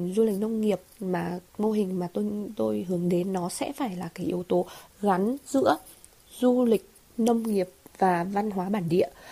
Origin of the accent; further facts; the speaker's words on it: Hà Giang, Vietnam; also born or lived in Hanoi; quay về quay trở về quê hương và làm một cái điều gì đó với cái nền nông sản của quê nhà